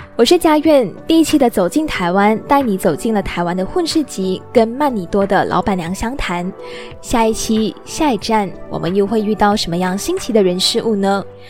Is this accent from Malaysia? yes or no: yes; Malaysia; moved away as an adult; now in Taiwan; 我的家乡，马来西亚